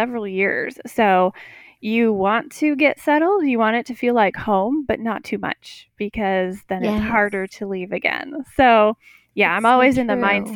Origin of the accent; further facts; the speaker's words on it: Wisconsin, United States; moved away as an adult; I grew up in Wisconsin, milked cows, did all of that, took care of all of the animals